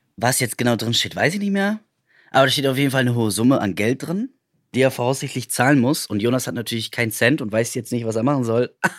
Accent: Potsdam, Brandenburg, Germany; ich bin halt Potsdamer

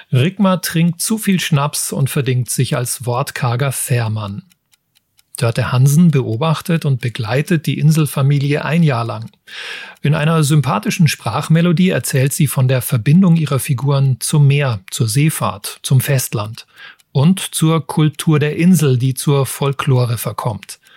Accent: Southern Germany, Germany; warum würde ich jetzt als Süddeutscher auch gerne einmal wieder auf eine Nordseeinsel

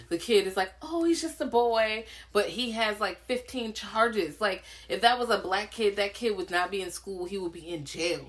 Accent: Richmond, Virginia, United States; I'm from Richmond. Like Richmond is pretty black

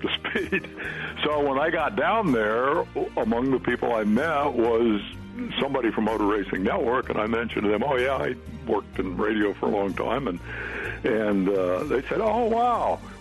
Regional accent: Fairfield, Iowa, United States; in Fairfield, Iowa, my hometown

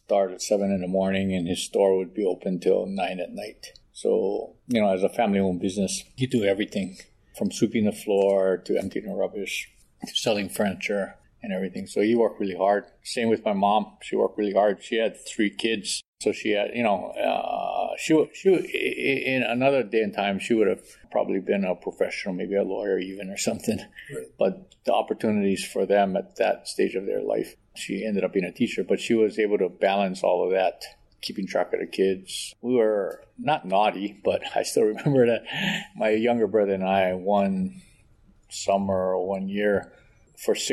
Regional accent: Honolulu, Hawaii, United States; born and raised in Honolulu.

